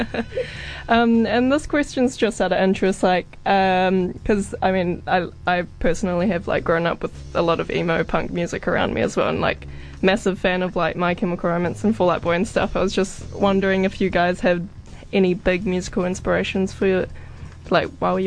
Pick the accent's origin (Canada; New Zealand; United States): New Zealand; being like a young woman as well, like growing up in New Zealand